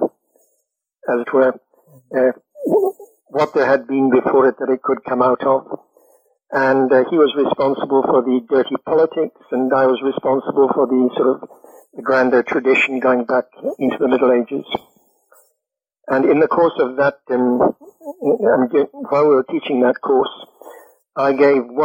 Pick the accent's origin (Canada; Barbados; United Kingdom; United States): United Kingdom; I'm British